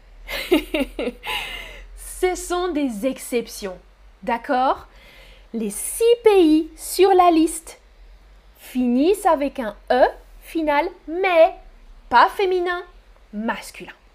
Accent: France; je suis française. Mon pays d'origine, c'est la France.

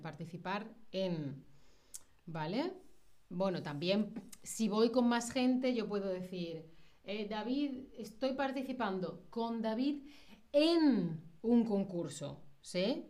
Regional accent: Spain; first language Spanish; yo soy de España

